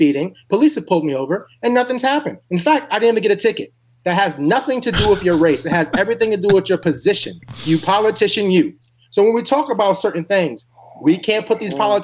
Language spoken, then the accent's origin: English; New York, United States; my home state of New York